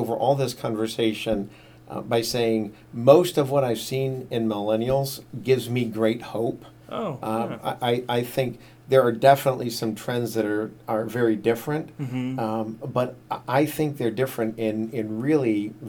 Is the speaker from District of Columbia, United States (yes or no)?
yes; Washington, District of Columbia, United States; born there; Lived in a lot of different places around the eastern part of the United States. I was born in Washington, D.C.